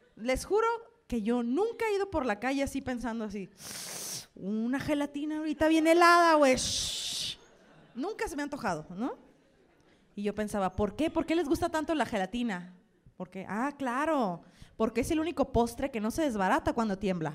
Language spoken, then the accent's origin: Spanish; Sonora, Mexico; moved away as an adult; now in Mexico City, Mexico; Ya yo soy de Sonora, ya saben la historia. Tengo un año viviendo aquí, en Ciudad de México.